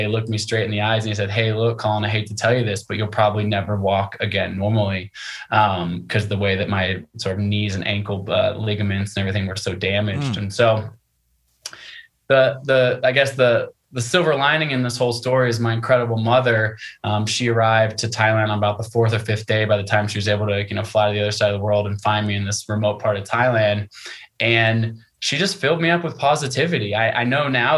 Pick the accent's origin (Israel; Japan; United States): United States; I am American. My parents are American, grandparents American